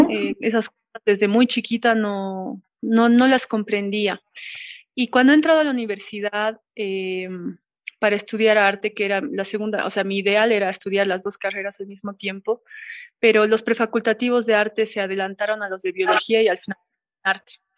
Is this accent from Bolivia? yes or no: yes; La Paz, Bolivia; una ciudadana paseña